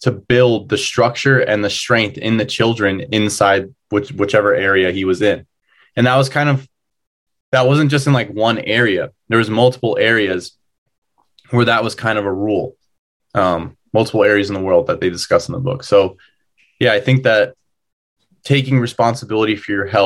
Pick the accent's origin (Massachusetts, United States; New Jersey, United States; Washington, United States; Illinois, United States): New Jersey, United States; where I grew up in New Jersey